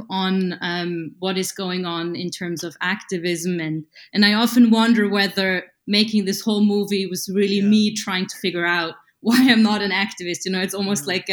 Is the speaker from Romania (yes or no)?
no; Austria; moved away; near my hometown in the Austrian Alps